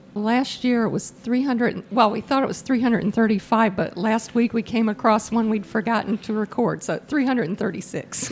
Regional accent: Virginia, United States; moved away as an adult; also born or lived in Tennessee; now in Illinois, United States; I'm from Virginia and lived there until I got married

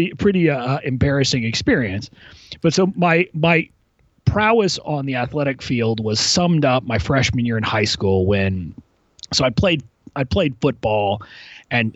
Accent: McAllen, Texas, United States; moved away as an adult; also born or lived in Arkansas; now in Washington, D.C., United States; I grew up in a town called McAllen, Texas, which is 5 miles from the Mexican border

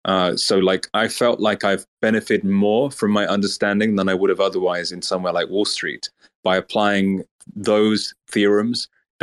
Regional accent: Lagos, Nigeria; accent: Oxford English; also born or lived in United Kingdom; Yeah, I'm from Lagos, Nigeria, but I was raised in the UK for 1 year. But when I came back to Nigeria to live with my father, he said, don't develop a Nigerian accent

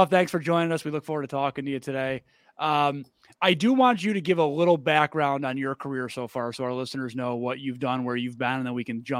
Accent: New York, United States; I've told you I'm from New York

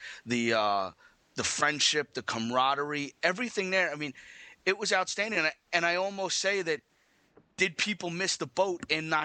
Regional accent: United States; I'm an American

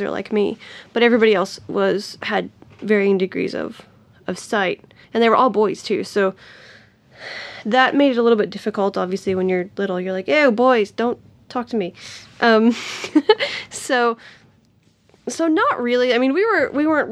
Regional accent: Tennessee, United States; also born or lived in Nashville, Tennessee; I grew up in a small town about an hour and a half from Nashville

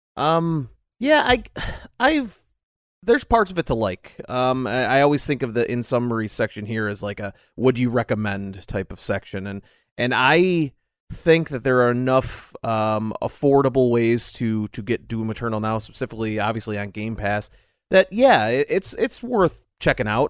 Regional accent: United States; I am American

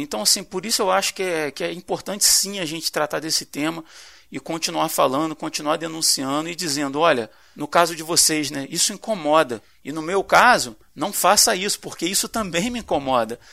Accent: Brazil; como brasileiros

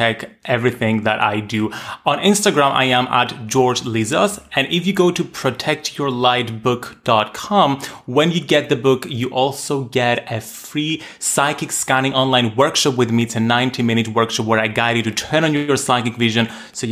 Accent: Cyprus; Growing up in Cyprus, a small Mediterranean island, at the time when homosexuality had just been legalized.

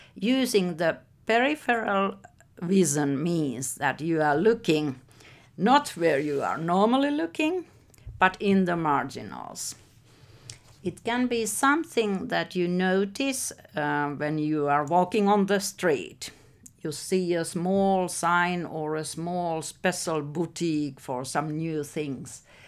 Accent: Helsinki, Uusimaa, Finland; I was born in Helsinki and I'm now sixty-six years old, so I have lived all my life here

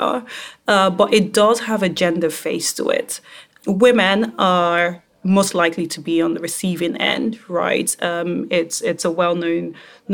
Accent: Nigeria; I am African, right? I'm Nigerian

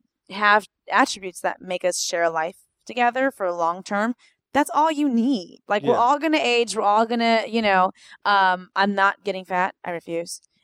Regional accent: Los Angeles, California, United States; moved away; I was born in East

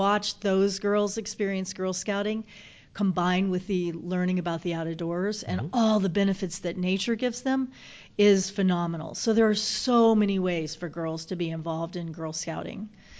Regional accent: Southern United States, United States; accent: Southern; Well, that's because I'm a Southerner. It just kind of comes out. Can't say Savannah with a Michigan accent.

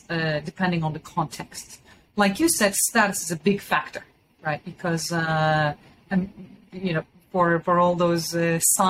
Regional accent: Istanbul, Turkey; moved away as an adult; now in United States; I'm originally from Istanbul, and I went to an American high school in Istanbul. And then I came to the United States for college.

